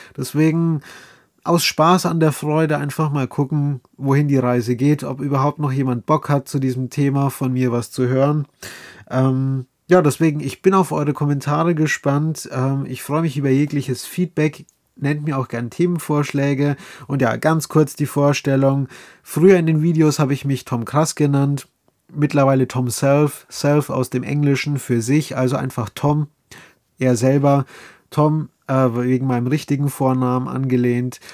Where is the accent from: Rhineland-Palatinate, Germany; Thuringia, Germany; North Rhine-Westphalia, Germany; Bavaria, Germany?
Bavaria, Germany; accent: Bavarian dialect; mit dem Dialekt. Ja, ich komme aus Bayern.